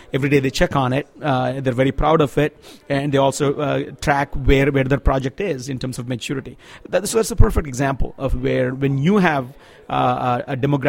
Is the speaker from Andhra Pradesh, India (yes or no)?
yes; Andhra Pradesh, India; I come from Andhra Pradesh, which is a southern Indian state.